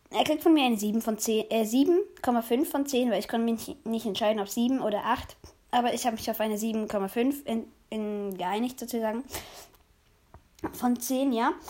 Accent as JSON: {"language": "German", "country": "Switzerland", "said": "Also ich komme selber aus der Schweiz, aber ich probiere mein Bestes zum gut Hochdeutsch reden"}